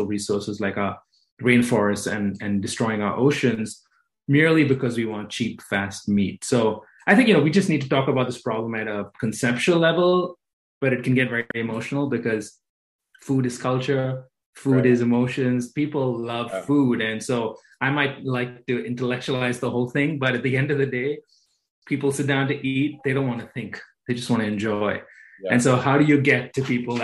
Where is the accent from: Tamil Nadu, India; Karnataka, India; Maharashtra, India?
Maharashtra, India; Mumbai; moved away as an adult; now in New York City, United States; I grew up in Mumbai, India, but I've pretty much been in New York for the past 20 years